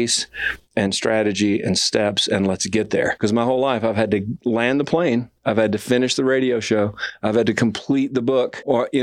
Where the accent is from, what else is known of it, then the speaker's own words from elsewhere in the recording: Alabama, United States; I'm from Alabama